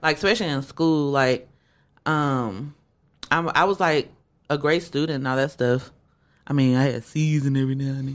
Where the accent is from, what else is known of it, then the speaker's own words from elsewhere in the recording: Shreveport, Louisiana, United States; I am from Shreveport, Louisiana